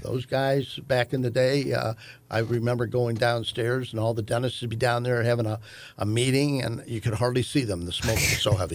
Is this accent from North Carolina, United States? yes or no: no; St. Louis, Missouri, United States; I was born in Saint Louis Maternity Hospital.